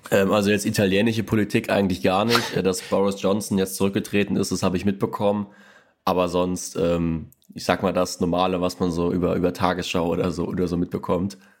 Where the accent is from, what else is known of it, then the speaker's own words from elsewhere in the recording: Rhineland-Palatinate, Germany; ich komme auch quasi gebürtig äh, aus Rheinland-Pfalz